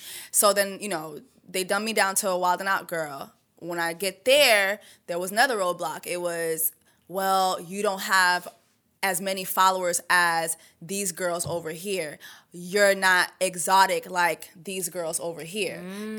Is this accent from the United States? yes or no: yes; Miami, Florida, United States; first language French; English is a second language; also born or lived in Canada; I'm from Miami, Florida. Like I went to Sable Palm Elementary.